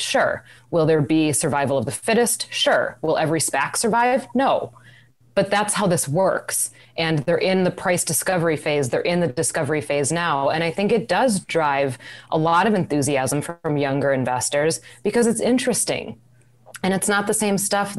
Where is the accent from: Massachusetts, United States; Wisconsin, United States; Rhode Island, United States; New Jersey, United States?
Wisconsin, United States; moved away; I'm from Wisconsin. We didn't have hurricanes there